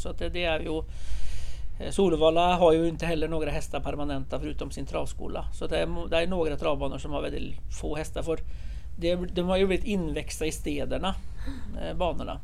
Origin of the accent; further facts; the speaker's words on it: Norway; now in Sweden; jag kommer från Norge